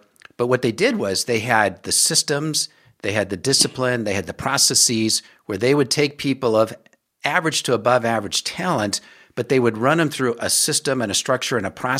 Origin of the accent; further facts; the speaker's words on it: Omaha, Nebraska, United States; I was born and raised in Omaha.